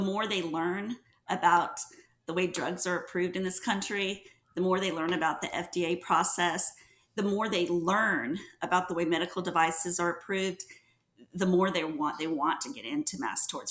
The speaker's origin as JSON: {"language": "English", "region": "Mississippi Gulf Coast", "country": "United States", "also_born_or_lived": "New Orleans, Louisiana", "moved": "as an adult", "lives_now": "Houston, United States", "said": "I'm originally from the Mississippi Gulf Coast"}